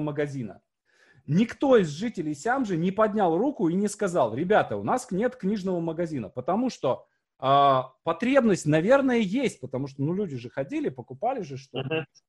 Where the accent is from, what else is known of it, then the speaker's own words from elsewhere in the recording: Syamzha, Vologda Oblast, Russia; moved away; у меня на родине, мой поселок Сямжа, там 5 тысяч жителей всего.